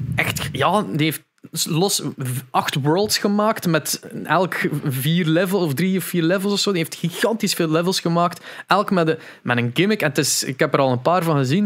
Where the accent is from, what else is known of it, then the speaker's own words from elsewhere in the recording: Veurne, Flanders, Belgium; bij ons in Veurne